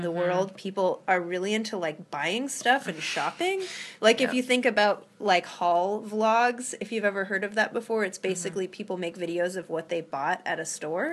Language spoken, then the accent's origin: English; Topanga, California, United States; now in Massachusetts, United States; I grew up in Topanga Canyon